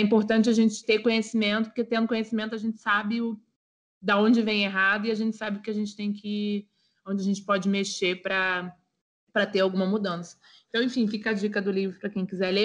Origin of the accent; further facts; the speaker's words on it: Nilópolis, Rio de Janeiro, Brazil; sou de Nilópolis